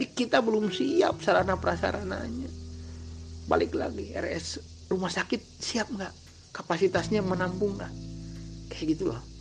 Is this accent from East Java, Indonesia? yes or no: no; Banjaran, West Java, Indonesia; Saya kan asli dari Banjaran Hilir. Banjaran kecamatan Desa Banjaran, Kecamatan Banjaran.